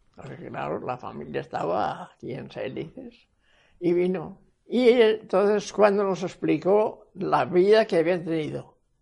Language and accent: Spanish; Cuenca, Castilla-La Mancha, Spain; En Saelides, Cuenca